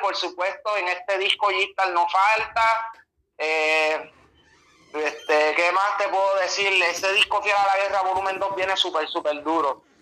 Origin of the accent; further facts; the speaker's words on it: Las Piedras, Puerto Rico; also born or lived in Humacao, Puerto Rico; soy del pueblo de Las Piedras, del barrio Boquerón, nacido en Humacao